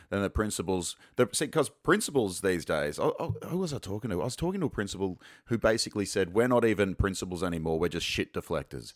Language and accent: English; Sunshine Coast, Queensland, Australia; I'm from the Sunshine Coast